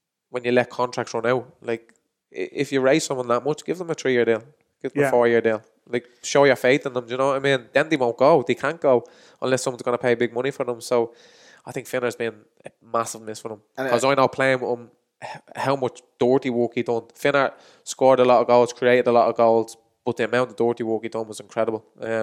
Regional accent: Inchicore, Leinster, Ireland

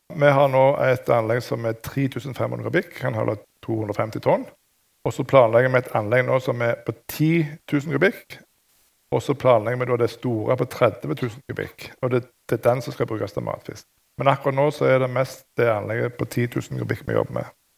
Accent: Rogaland, Norway; jeg er jo fra Rogaland, og i det området så er det masse ingeniører

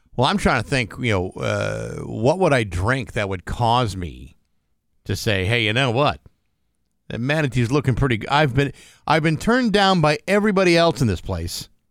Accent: a town near Boston, Massachusetts, United States; in my hometown, we had lots of people

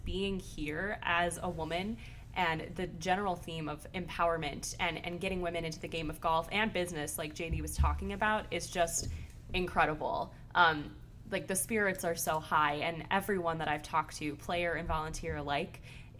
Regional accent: Lake Forest, Illinois, United States; Lake Forest, Illinois.

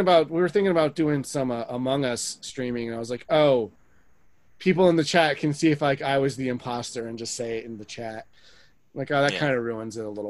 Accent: New Jersey, United States; we're all from Jersey here.

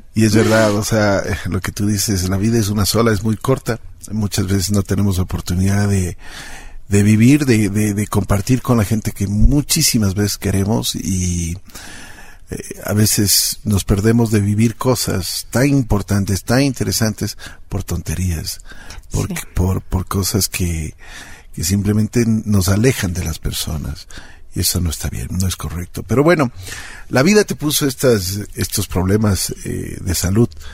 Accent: Ecuador; mi tierra, aquí en Ecuador

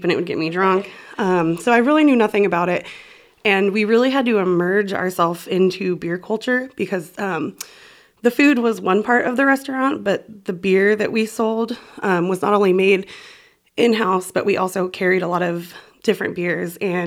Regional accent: California, United States; moved away as an adult; now in Baraboo, United States; I'm originally from California, born and raised

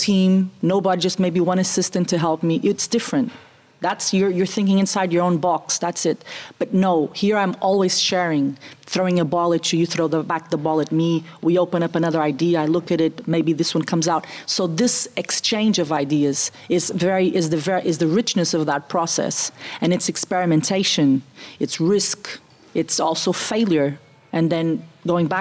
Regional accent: Portugal; also born or lived in Germany / Italy; I was the first Portuguese to go.

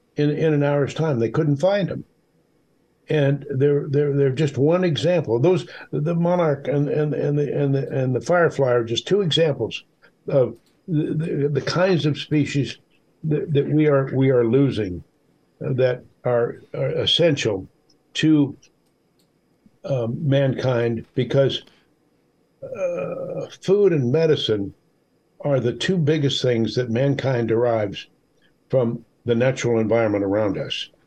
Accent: Midwest, United States; when I was a kid growing up in the Midwest

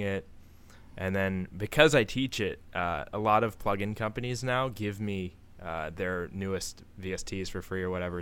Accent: Maryland, United States; I'm from Maryland

